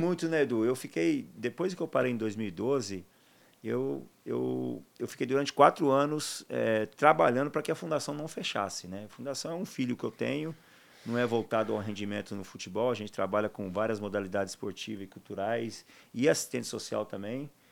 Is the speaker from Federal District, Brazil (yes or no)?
no; Taquaritinga, São Paulo, Brazil; moved away; also born or lived in Jaú / Barcelona; natural de Taquaritinga